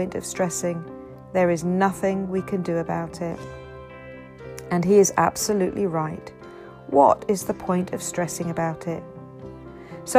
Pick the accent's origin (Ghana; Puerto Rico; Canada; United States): Ghana; also born or lived in Zambia; now in United Kingdom; having been born and brought up in Ghana